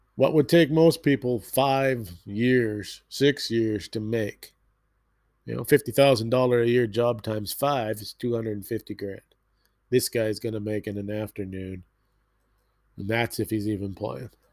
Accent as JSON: {"language": "English", "country": "Canada", "said": "being a Canadian"}